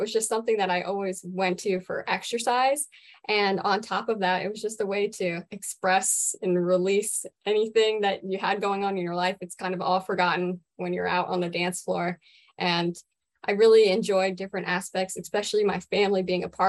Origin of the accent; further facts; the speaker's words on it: Germantown, Maryland, United States; I am from Germantown, Maryland, born and raised. I have remained local my whole